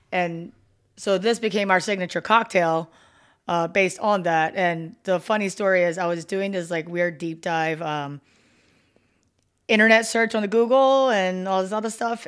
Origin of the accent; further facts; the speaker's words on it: Philadelphia, Pennsylvania, United States; moved away as an adult; also born or lived in Delaware County, Pennsylvania; now in Las Vegas, United States; I'm originally from Philadelphia, so I was born and raised there